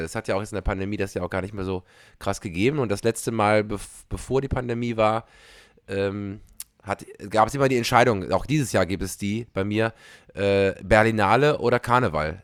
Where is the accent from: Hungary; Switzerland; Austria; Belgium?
Belgium; moved away; also born or lived in Germany; als Belgier